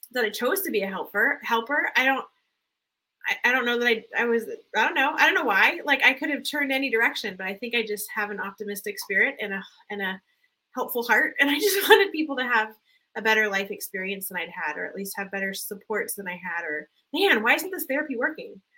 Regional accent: Southern California, United States; I was raised in Southern California, low income, poverty level at times

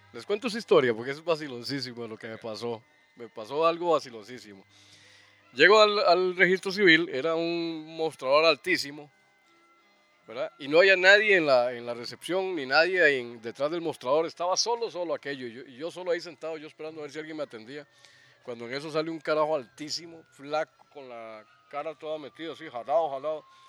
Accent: Alajuela, Costa Rica; yo nací precisamente a los 100 metros de, de Calufa, de la casa Calufa, ahí en el llano. Soy llanero

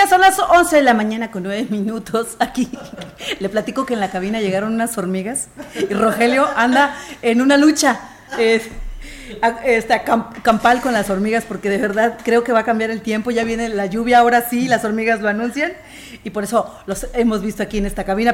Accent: San Luis Potosí, Mexico; como buenos potosinos nos lo sabemos en, aquí en la región huasteca

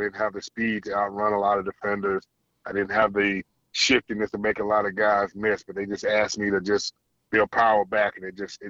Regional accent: Dallas, Texas, United States; I grew up here in Dallas.

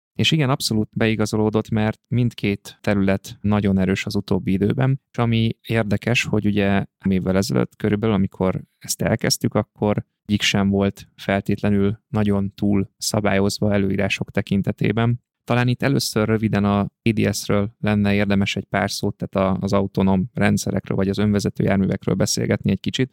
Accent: Pölöske, Zala, Hungary; also born or lived in Budapest; now in Zalaegerszeg, Hungary; én helyi vagyok, tehát én Zalában, egy kis faluban, Pölöskén nőttem fel, és ide jártam gimnáziumba

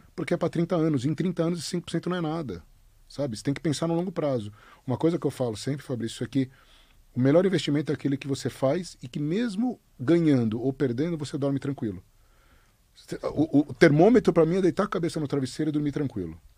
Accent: Brazil; Óbvio que a gente é brasileiro, óbvio que a gente tem mais conhecimento aqui

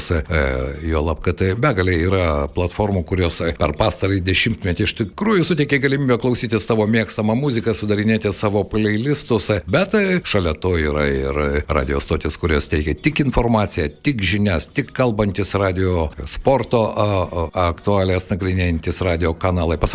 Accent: Lithuania; Lietuvoje, žinoma, mes e, daugelis užaugome su Radio Luxemburg

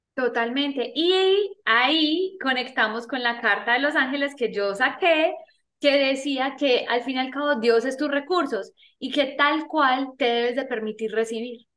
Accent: Medellín, Antioquia, Colombia; nací en Medellín, Colombia

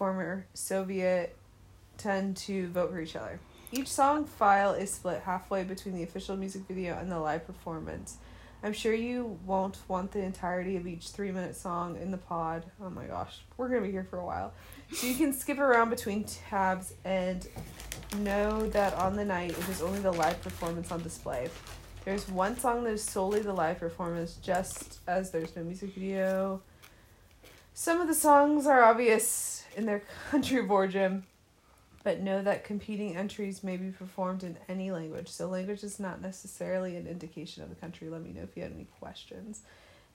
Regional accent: United States; I'm American

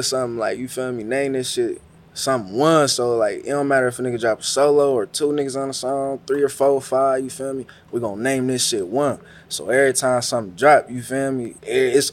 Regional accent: Vallejo, California, United States; That's where a nigga really grew up from

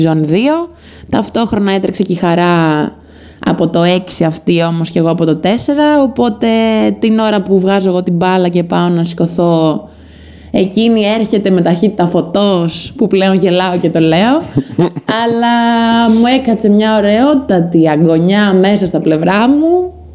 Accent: Crete, Greece; now in Corinth, Greece; είμαι από Κρήτη

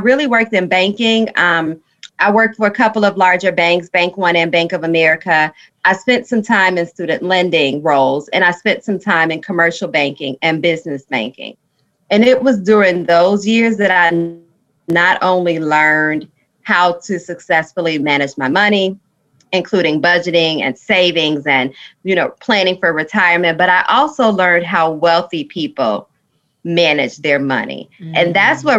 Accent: Chicago, Illinois, United States; I am from Chicago, although, I live in the South suburbs. I've been here all these years.

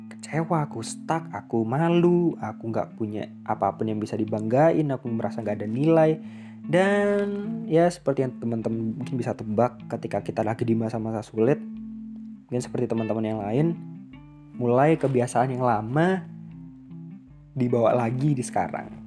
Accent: Surabaya, East Java, Indonesia; now in Bali, Indonesia; aku kuliah di aku kuliah di Bali sedangkan aku asal dari Surabaya cukup jauh dan ini adalah pilihanku sendiri aku sendiri yang memilih untuk untuk ngerantau jauh-jauh untuk lanjut sekolah di sini

